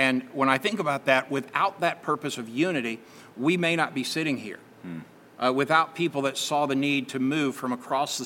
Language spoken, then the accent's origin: English; Daytona Beach, Florida, United States; I grew up in Daytona Beach